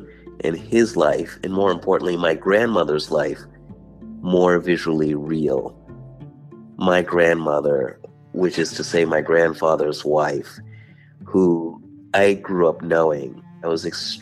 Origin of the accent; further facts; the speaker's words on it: United States; as an American